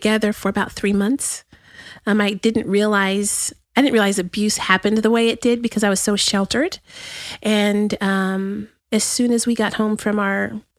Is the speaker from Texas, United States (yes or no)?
yes; El Paso, Texas, United States; also born or lived in White Sands Missile Range, New Mexico; now in Austin, United States; I was born right outside of El Paso in White Sands Missile Range.